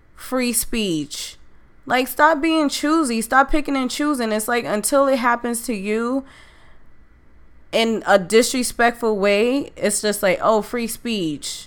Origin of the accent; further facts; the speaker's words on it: New York City, New York, United States; That's my city. That's my that's where I'm from